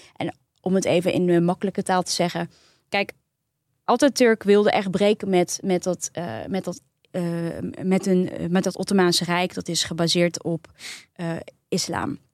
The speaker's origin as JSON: {"language": "Dutch", "country": "Netherlands", "said": "ons als Nederlanders"}